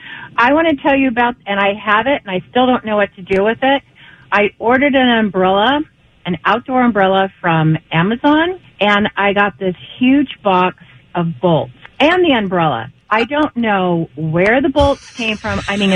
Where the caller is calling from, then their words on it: Upland, California, United States; I am calling from Upland.